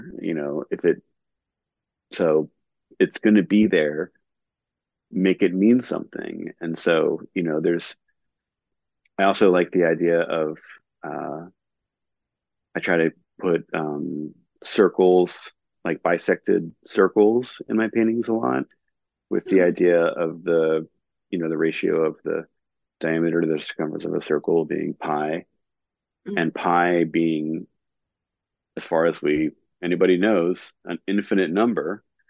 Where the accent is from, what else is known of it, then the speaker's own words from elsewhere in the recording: Raleigh, North Carolina, United States; also born or lived in New Jersey / California; Like, I was born in New Jersey, grew up in California, ended up growing up in Raleigh, like from about when we met in middle school.